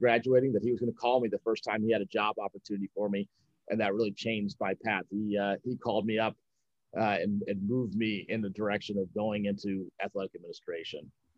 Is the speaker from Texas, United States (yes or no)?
yes; Dallas, Texas, United States; born there; also born or lived in Illinois / North Carolina / Mississippi / Scotland; So I was born in Dallas, Texas. Grew up kind of all over the place. My dad was in the Air Force, so we moved around a lot. Illinois, North Carolina, Texas, Mississippi, even over in Scotland for a little while through school.